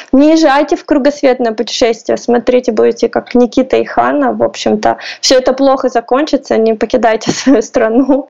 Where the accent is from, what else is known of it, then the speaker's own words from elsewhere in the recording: Russia; also born or lived in Poland; now in Kyiv, Ukraine; Я из России